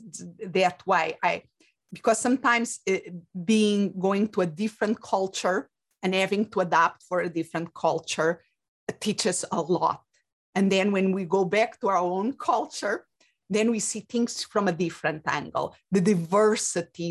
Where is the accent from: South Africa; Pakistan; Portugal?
Portugal; moved away as an adult; also born or lived in England / Spain; now in United States; I was born and raised in Portugal